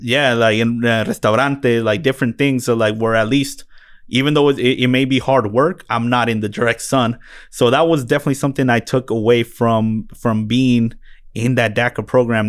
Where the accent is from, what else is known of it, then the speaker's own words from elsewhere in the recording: Phoenix, Arizona, United States; also born or lived in Mexico; grew up in, uh, West Valley of Phoenix, brought here from Mexico by the time I was eight months old